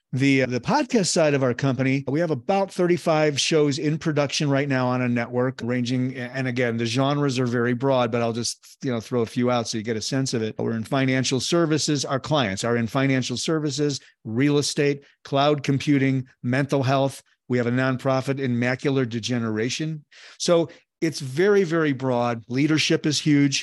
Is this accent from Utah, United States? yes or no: no; Chicago, Illinois, United States; Born and raised in Chicago